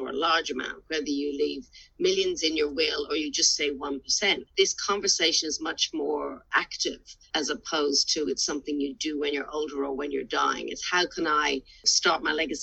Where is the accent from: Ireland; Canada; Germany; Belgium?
Ireland; now in Australia; as a young child growing up in Ireland